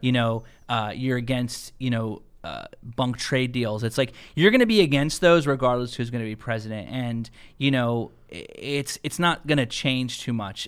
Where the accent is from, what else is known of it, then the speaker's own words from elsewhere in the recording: United States; I'm an American, man, and I'm a proud American. You know, my father came here from Puerto Rico